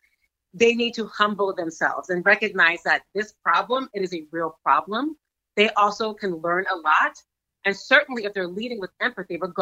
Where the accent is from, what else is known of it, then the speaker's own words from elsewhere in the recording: United States; I am American